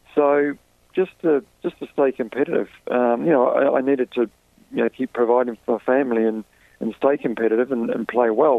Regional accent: New Zealand; moved away; I'm from New Zealand

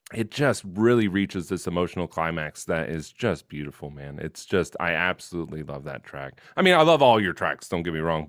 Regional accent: United States; I'm an American.

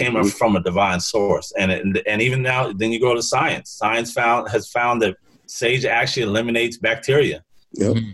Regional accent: Seattle, Washington, United States; growing up in Seattle, there's a lot of East Africans

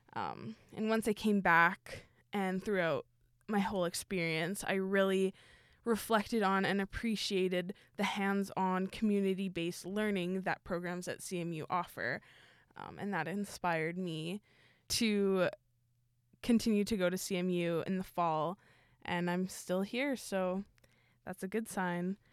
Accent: Winnipeg, Manitoba, Canada; I'm also from Winnipeg.

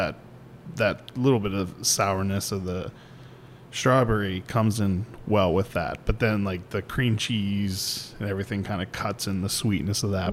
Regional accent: Pittsburgh, Pennsylvania, United States; I grew up outside of Pittsburgh

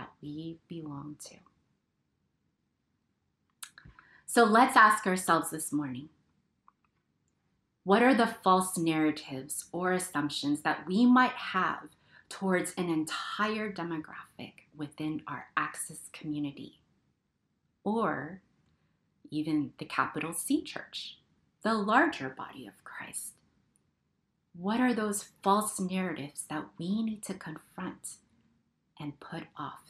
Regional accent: United States; We belong here. We are citizens of this country. We are American.

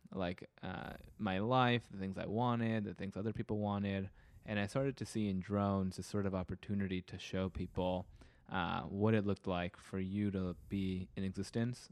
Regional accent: California, United States; being a Californian

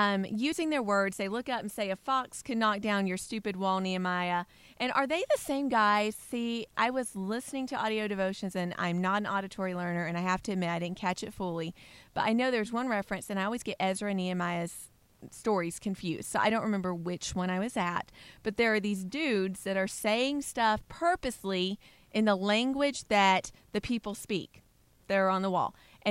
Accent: Alabama, United States; from Alabama

